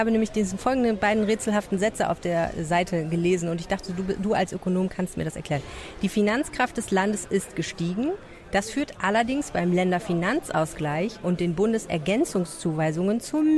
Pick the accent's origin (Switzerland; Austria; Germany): Germany; Bei mir würde ja einfach nur stehen, ich bin Deutsche.